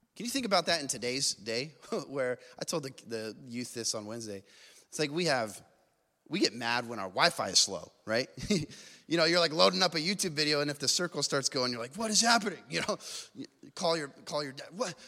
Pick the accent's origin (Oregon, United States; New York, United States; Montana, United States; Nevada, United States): Nevada, United States; Las Vegas; I grew up in Vegas